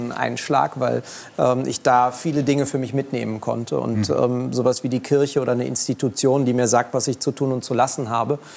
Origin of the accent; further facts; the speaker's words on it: Berlin, Germany; Ich bin in Kreuzberg groß geworden, direkt dahinter ist äh, Friedrichshain, Mitte gewesen.